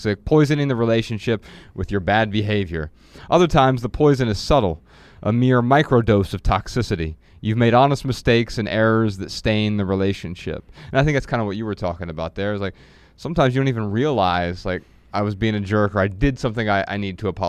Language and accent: English; Dayton, Ohio, United States; Ryan and I grew up really poor in Dayton, Ohio